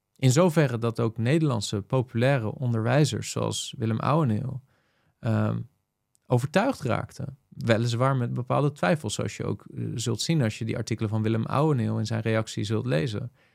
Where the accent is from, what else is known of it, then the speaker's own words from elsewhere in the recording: Netherlands; velen van ons als Nederlanders